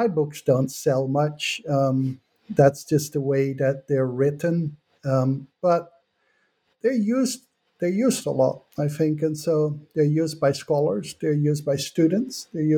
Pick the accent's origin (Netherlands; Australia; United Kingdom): Netherlands; moved away as an adult; now in United States; I come from the Netherlands.